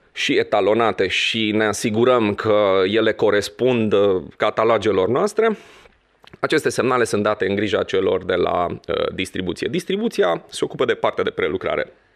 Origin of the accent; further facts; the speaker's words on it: Transylvania, Romania; eu sunt român, scrie pe pașaport